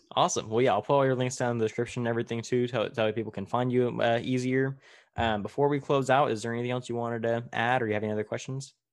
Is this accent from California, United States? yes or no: yes; Tulare, California, United States; in my hometown of Tulare, which is about an hour south of where I'm at right now, in smack dab middle of California